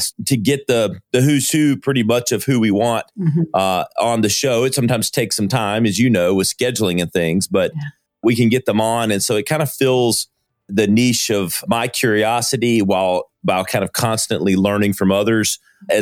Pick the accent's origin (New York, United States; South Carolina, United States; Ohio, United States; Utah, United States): South Carolina, United States; Greenville; I am from Greenville, South Carolina, which is part of the upstate.